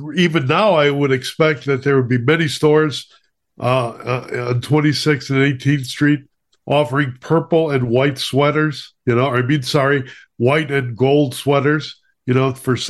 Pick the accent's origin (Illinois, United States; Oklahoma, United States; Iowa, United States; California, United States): Illinois, United States; Chicago